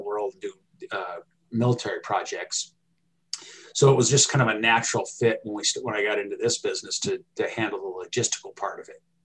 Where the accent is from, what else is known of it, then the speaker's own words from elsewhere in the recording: California, United States; moved away as an adult; also born or lived in Alaska; now in Billings, United States; growing up in California